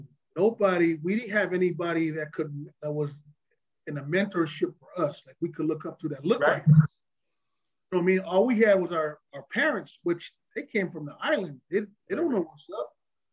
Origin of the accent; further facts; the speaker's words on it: Pomona, California, United States; I mean, we grew up in Ville, you know, in Pomona, all our, we had a lot of buddies that we grew up with that was half street, half sports.